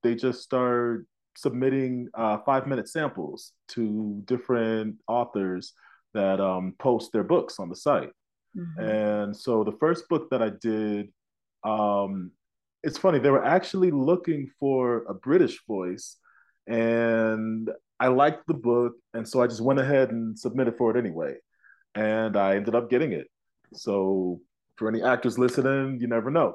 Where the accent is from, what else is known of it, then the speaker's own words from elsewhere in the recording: Tulsa, Oklahoma, United States; also born or lived in New York / Illinois; now in Denver, United States; I grew up in Tulsa, and I've been acting out in New York for several years, and now I have just landed in Denver